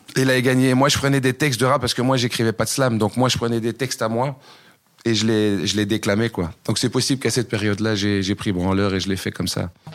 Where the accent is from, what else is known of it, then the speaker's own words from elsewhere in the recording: Uccle, Brussels-Capital Region, Belgium; also born or lived in Waterloo; Je suis pas né à Braine-l'Alleud, je suis né à Uccle